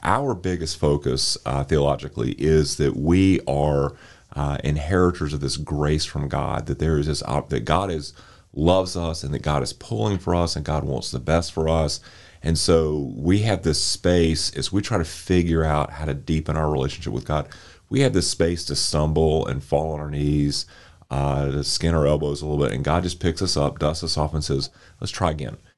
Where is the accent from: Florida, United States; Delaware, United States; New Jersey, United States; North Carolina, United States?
North Carolina, United States; Winston-Salem; I grew up here in Winston Salem